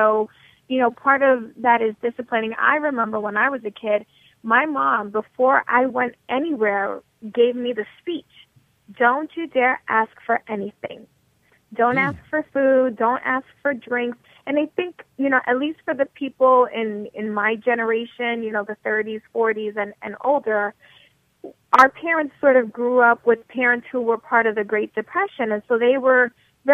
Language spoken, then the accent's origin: English; New York, United States; a proud New Yorker